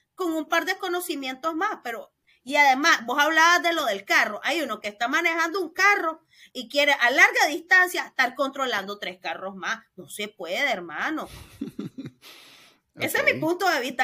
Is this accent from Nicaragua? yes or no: yes; León, Nicaragua; Yo soy nicaragüense, de León, de hogar católico y colegio de monjas.